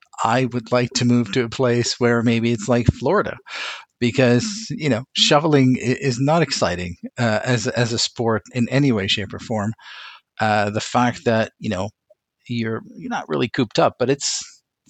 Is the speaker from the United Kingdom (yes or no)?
no; Beirut, Beirut Governorate, Lebanon; moved away; I was born in Beirut, Lebanon